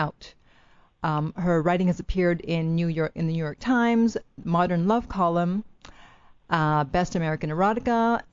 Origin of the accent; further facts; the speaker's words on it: Canada; moved away as an adult; also born or lived in Italy; now in Los Angeles, United States; I was born in Italy. Then we moved to Canada when I was 5. I went to school there and then moved back to Italy in my 20s